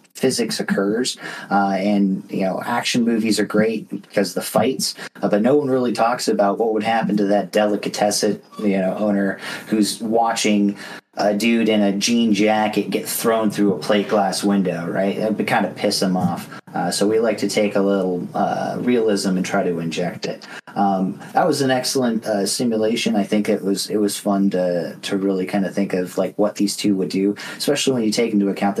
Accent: United States; I'm an American

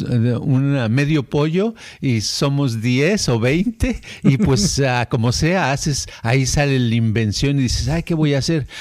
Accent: Mexico; moved away; como somos mexicanos

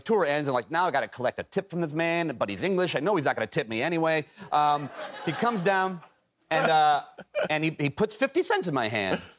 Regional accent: Chicago, Illinois, United States; the same neighborhood where my high school was in Chicago

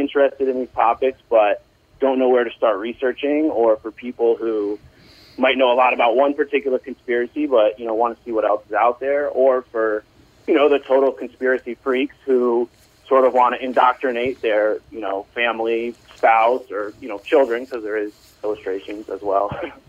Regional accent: New York, United States; Mostly, I'm from New York, I live in New York, I got COVID in April.

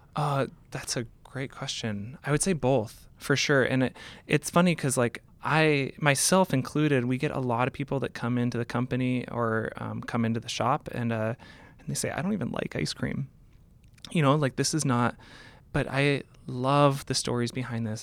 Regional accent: Seattle, Washington, United States; I grew up in Seattle

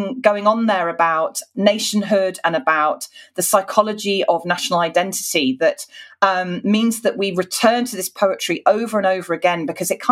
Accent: United Kingdom

